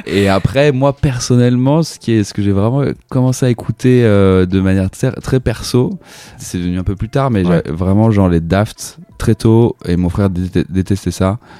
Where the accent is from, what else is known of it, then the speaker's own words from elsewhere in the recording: La Rochelle, Nouvelle-Aquitaine, France; je viens de La Rochelle